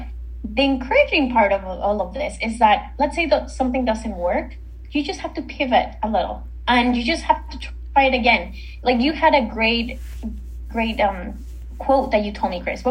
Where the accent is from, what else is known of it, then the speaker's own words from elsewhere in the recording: Mexico; now in Canada; I'm not originally from Canada. I'm from Mexico. And in Canada, I live on my own.